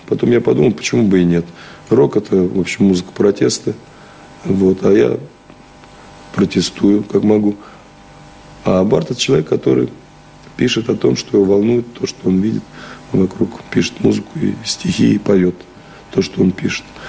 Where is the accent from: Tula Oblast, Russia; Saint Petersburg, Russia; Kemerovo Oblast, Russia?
Tula Oblast, Russia; Shchyokino; now in Moscow, Russia; Щекин как раз в 200 километрах от Москвы и находится, И там родился